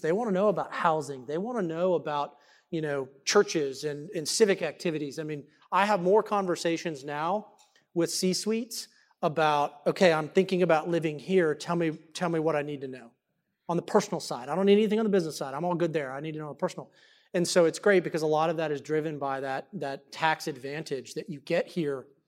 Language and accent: English; Dallas, Texas, United States; I was born and raised here in this great state, uh, right here in Dallas